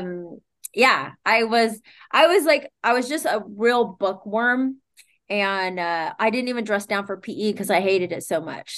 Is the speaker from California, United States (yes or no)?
yes; Sacramento, California, United States; moved away as an adult; now in Santa Monica, United States; I'm born and raised in Sacramento, Sac Town.